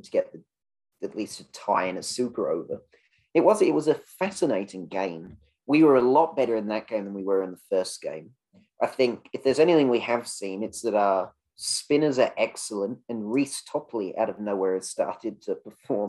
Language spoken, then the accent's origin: English; England, United Kingdom; I'm always the English voice on here